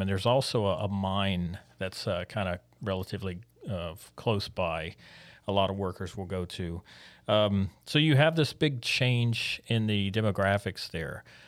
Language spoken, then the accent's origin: English; Biloxi, Mississippi, United States; moved away; growing up in Biloxi